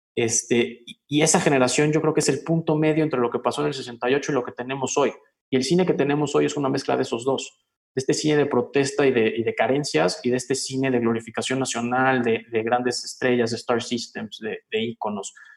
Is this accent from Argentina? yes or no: no; Mexico